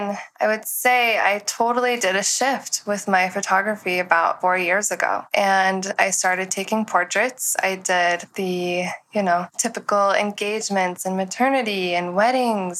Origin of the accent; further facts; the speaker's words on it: Tennessee, United States; moved away as an adult; when I turned 20 years old, I moved west from Tennessee